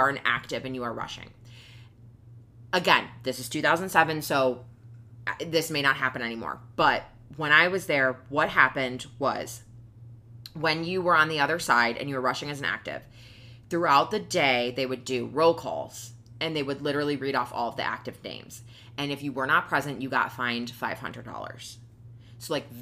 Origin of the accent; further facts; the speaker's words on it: Buffalo, New York, United States; moved away as an adult; I came from Buffalo